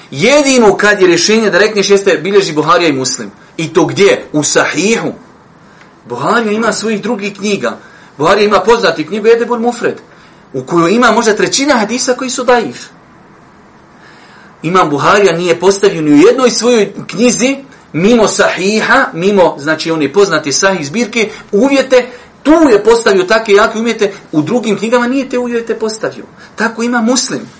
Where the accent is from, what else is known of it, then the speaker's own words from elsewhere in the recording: Bosnia & Herzegovina; kod nas u Bosni